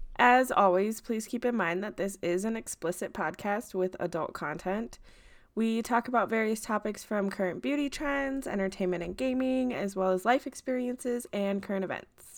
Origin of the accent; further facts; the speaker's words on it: Midwest, United States; I grew up and live in the Midwest currently